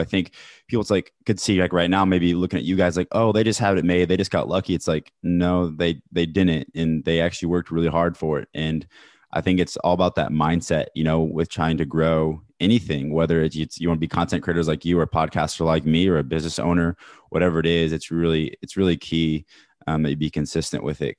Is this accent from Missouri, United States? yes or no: yes; Kansas City, Missouri, United States; I'm from Kansas City